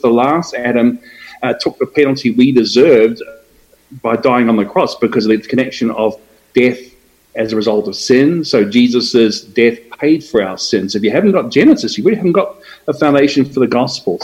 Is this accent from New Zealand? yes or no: yes; New Zealand; moved away as an adult; also born or lived in Australia / Brisbane, Australia; now in Atlanta, United States; I was born in Australia, but I moved to New Zealand with my parents when I was very young. Did my education in New Zealand